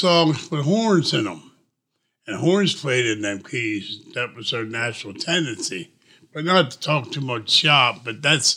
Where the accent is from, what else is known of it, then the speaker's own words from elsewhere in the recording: Wilmington, Delaware, United States; I was born in Biden country